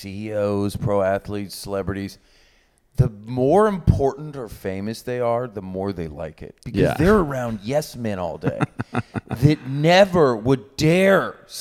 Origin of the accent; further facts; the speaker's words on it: Oklahoma, United States; I'm from Oklahoma.